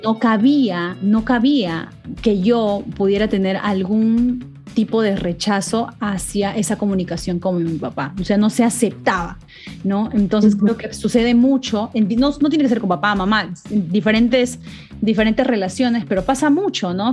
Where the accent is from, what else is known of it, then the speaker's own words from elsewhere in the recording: Peru; en una sociedad como la latina, como la peruana, que es donde, bueno, donde yo me crié